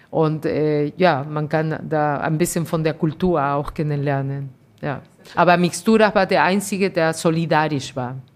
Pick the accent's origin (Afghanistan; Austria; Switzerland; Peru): Peru; now in Germany; Ich bin Peruanerin, aber ich bin Deutsche und ich bin alles.